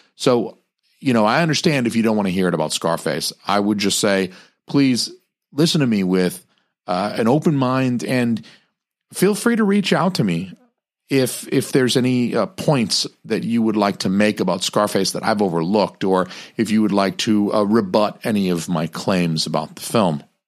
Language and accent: English; Atlanta, Georgia, United States; I'm from Atlanta